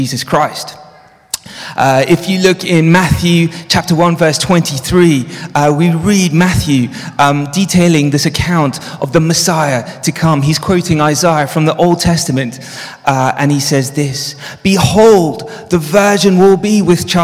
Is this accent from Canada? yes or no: no; South Africa; moved away; also born or lived in Johannesburg; I grew up in South Africa. And as a child, I grew up in the apartheid regime